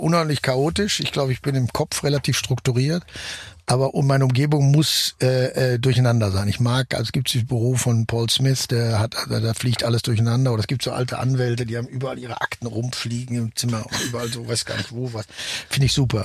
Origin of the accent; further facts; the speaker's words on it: Germany; ich natürlich als Deutscher